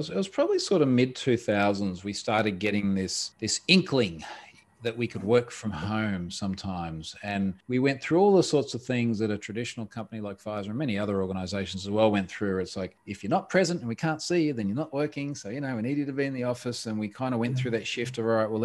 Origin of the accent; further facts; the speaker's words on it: Australia; I'm an Australian.